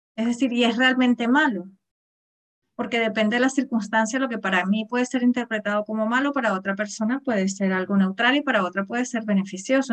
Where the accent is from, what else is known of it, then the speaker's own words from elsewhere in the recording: Venezuela; moved away; Yo, yo soy venezolana, hace muchísimos años que vivo aquí